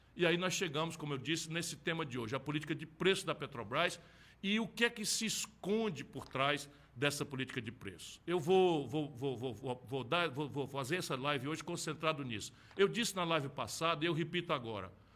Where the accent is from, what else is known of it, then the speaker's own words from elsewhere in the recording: Brazil; como brasileiros